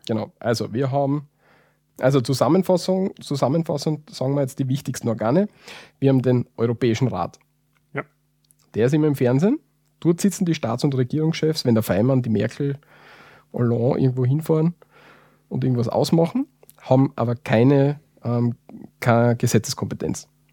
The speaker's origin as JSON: {"language": "German", "country": "Austria", "said": "wir als Österreicher"}